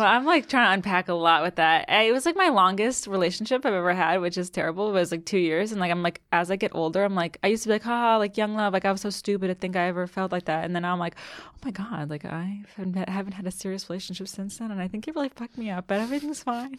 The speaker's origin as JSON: {"language": "English", "town": "Annapolis", "region": "Maryland", "country": "United States", "tie": "born or raised there", "also_born_or_lived": "Colorado", "moved": "as an adult", "lives_now": "New York, United States", "said": "I grew up in Maryland, um, went to college in Colorado"}